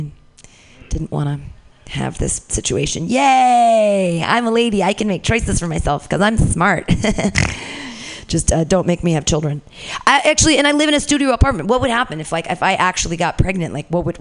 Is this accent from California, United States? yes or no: yes; Danville, California, United States; I grew up in Danville, very close to here, Bay Area